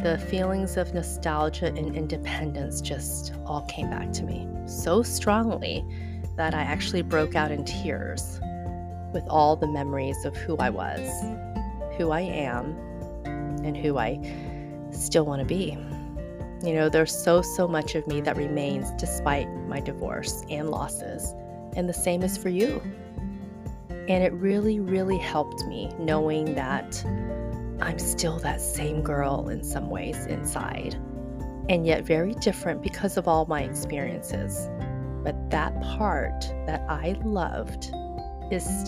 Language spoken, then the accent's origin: English; Houston, Texas, United States; first language Chinese; moved away as an adult; now in San Francisco, United States; back in my teenage days, back in Houston, Texas, I watched every Chinese drama